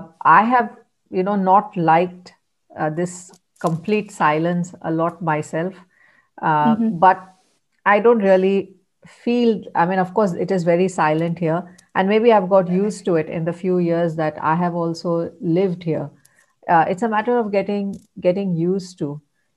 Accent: Mumbai, Maharashtra, India; now in Finland; and I'm from Mumbai in India

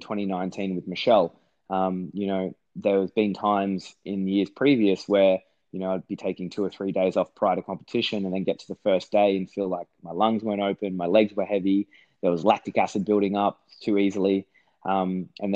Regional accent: Australia; the Aussie

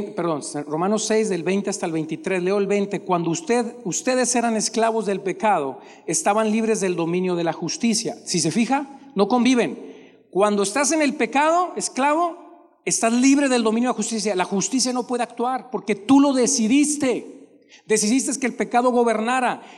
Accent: Monterrey, Nuevo León, Mexico; Usted y yo siendo de Monterrey

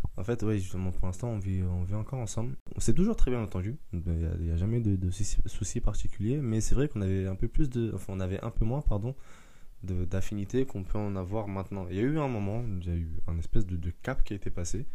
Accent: Paris suburbs, Île-de-France, France; also born or lived in Mayotte; je suis né à Mayotte. je suis arrivé en France vers l'âge d'un an et demi, deux ans. Et puis après, voilà, j'ai grandi dans la banlieue parisienne

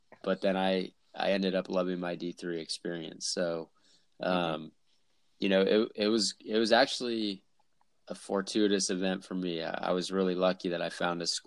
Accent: Davis, California, United States; I grew up in California as well, Davis

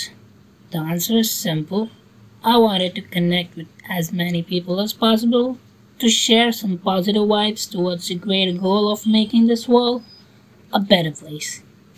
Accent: India; I am from India

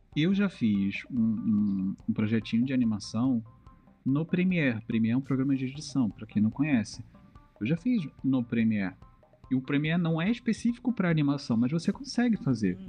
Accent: Southeast, Brazil; Eu sou do Sudeste

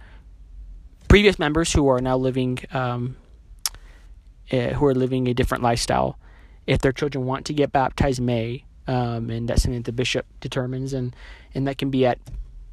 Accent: New Mexico, United States; moved away as an adult; now in Utah, United States; I'm not from Utah. Like I said, my parents are both converts. I'm from New Mexico.

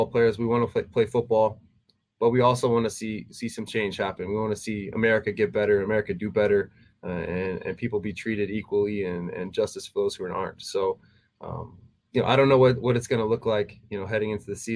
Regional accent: Texas, United States; moved away as an adult; also born or lived in Tennessee; if I was living in my hometown, you know, back in Texas

